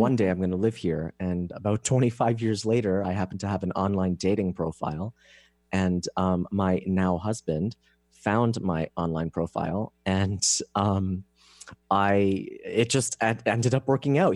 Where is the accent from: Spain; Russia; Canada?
Canada; moved away as an adult; now in San Diego, United States; I'm Canadian